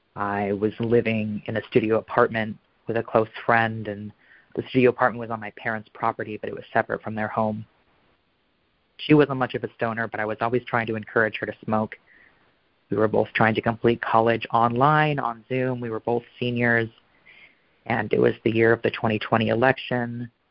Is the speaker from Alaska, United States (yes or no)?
no; Portland, Oregon, United States; also born or lived in New York; I'm from Portland, Oregon